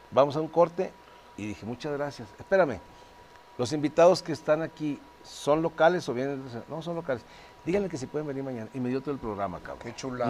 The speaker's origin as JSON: {"language": "Spanish", "town": "Torreón", "region": "Coahuila", "country": "Mexico", "said": "yo soy de Torreón"}